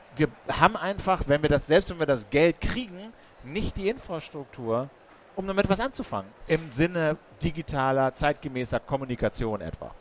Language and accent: German; Berlin, Germany; als Berliner